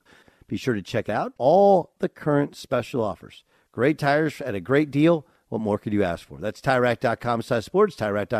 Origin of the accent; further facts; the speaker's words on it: Wisconsin, United States; born there; I was born in Wisconsin.